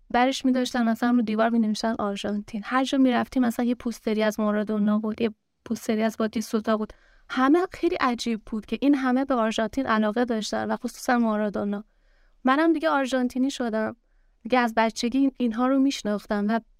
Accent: Ramhormoz, Khuzestan, Iran; من خوزستان شهرستان رامهرماست

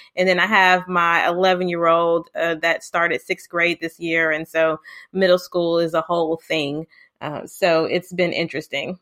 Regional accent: Houston, Texas, United States; also born or lived in Lubbock, Texas; I'm from Houston, Texas

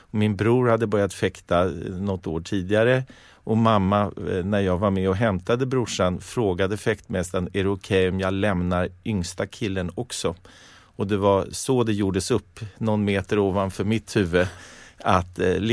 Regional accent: Stockholm, Stockholm County, Sweden; Jag gick i skolan eh, inte långt härifrån, i Franska skolan.

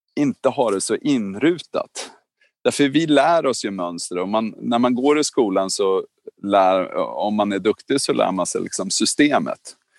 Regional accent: Norrskedika, Uppsala County, Sweden; jag är uppväxt i Norrskedika

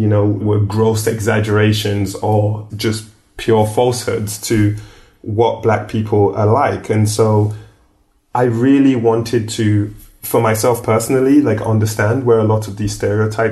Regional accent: London, United Kingdom; moved away; also born or lived in Nigeria; I grew up in Streatham in South London

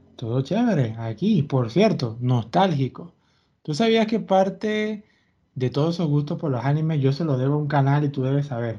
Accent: Venezuela; yo me crié con Televen

